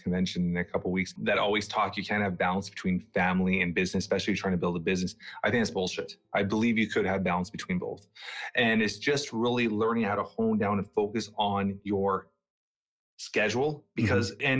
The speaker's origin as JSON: {"language": "English", "town": "Toronto", "region": "Ontario", "country": "Canada", "tie": "born or raised there", "also_born_or_lived": "Portugal", "said": "I'm from that age where I grew up in Toronto, Canada."}